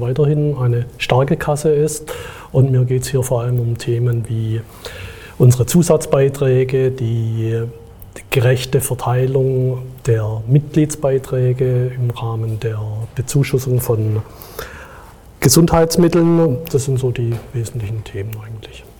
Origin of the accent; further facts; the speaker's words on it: Stuttgart, Baden-Württemberg, Germany; Ich komme aus Stuttgart